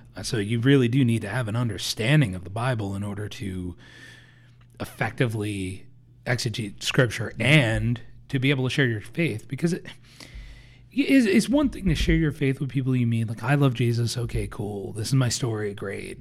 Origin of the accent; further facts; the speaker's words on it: New Jersey, United States; we're both from Jersey